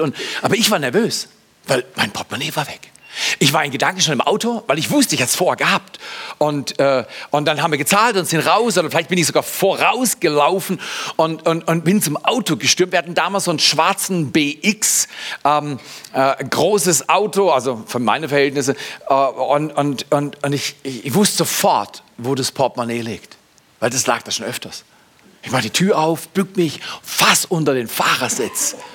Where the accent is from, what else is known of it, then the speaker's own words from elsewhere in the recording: Germany; Ich bin Deutscher